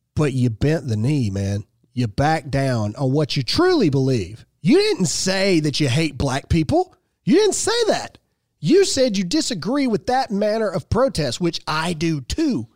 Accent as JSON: {"language": "English", "region": "Mississippi", "country": "United States", "said": "I'm a redneck from Mississippi who came from a broken home that has a high school education"}